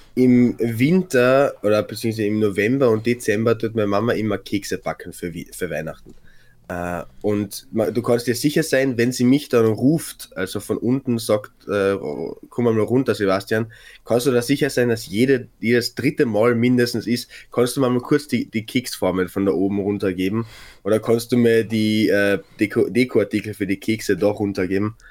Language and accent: German; Klagenfurt, Carinthia, Austria; moved away as an adult; also born or lived in Graz; ich nenne Klagenfurt meine Heimat, weil das, da bin ich aufgewachsen